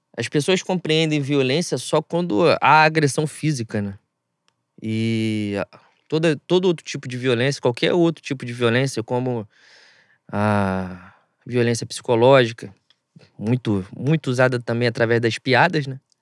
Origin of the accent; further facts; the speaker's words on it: Rio de Janeiro, Brazil; a gente é carioca